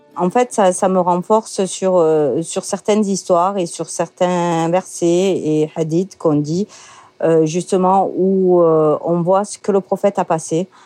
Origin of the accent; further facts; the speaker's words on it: Marseille, Provence-Alpes-Côte d'Azur, France; also born or lived in Paris; je suis née à Marseille. J'aime ma ville. J'y suis très, très attachée. J'ai grandi, euh, notamment, euh, dans le centre-ville